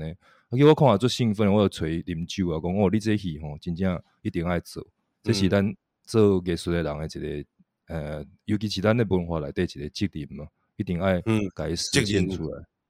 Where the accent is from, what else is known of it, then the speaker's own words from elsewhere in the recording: Taiwan; 我们台湾人然后演一个英国的故事那样的感觉，